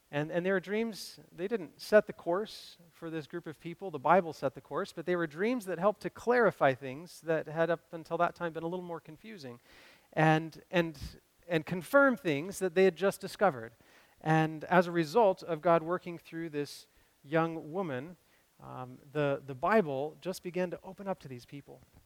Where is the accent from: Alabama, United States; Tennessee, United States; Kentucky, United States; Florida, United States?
Kentucky, United States; Cleveland; growing up in Cleveland, Kentucky